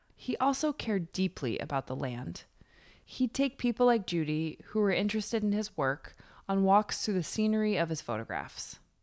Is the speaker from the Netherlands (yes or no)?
no; New York, United States; moved away as an adult; now in Berkeley, United States; I'm from New York, and I rode horses growing up